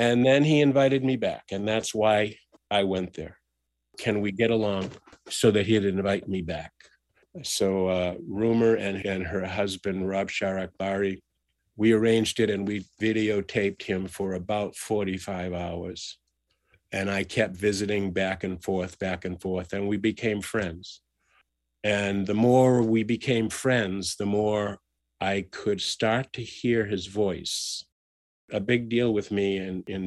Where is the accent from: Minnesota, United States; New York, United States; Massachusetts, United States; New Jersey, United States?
Massachusetts, United States; Boston; growing up in Boston